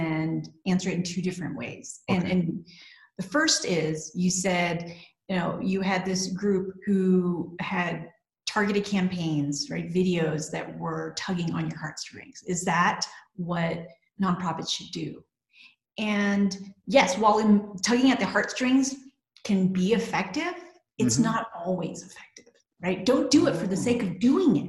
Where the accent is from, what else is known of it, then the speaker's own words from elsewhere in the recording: Texas, United States; So I'm originally from Texas